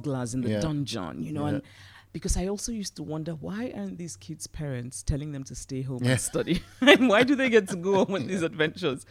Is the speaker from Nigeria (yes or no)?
yes; Southeast Nigeria, Nigeria; moved away as an adult; also born or lived in United States; child growing up in Southeast Nigeria where there was no snow and we ate mangoes.